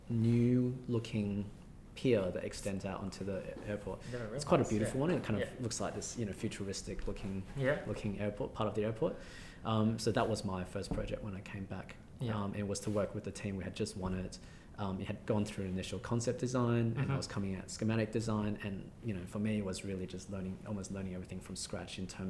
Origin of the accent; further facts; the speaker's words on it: Australia; accent: fairly Australian; my fairly Australian accent